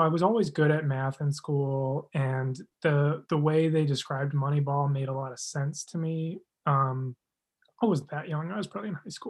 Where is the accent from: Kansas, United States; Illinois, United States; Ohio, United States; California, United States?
Illinois, United States; Chicago; I'm from Chicago. I grew up in Chicago.